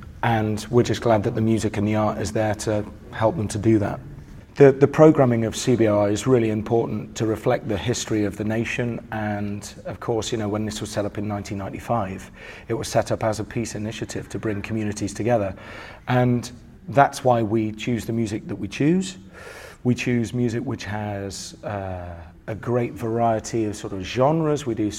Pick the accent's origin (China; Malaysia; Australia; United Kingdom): United Kingdom; England; especially being an English person